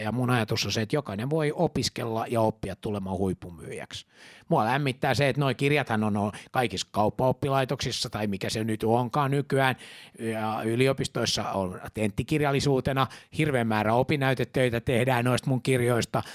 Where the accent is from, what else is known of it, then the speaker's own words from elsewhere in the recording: Finland; mä oon juutalainen, mä oon suomenruotsalainen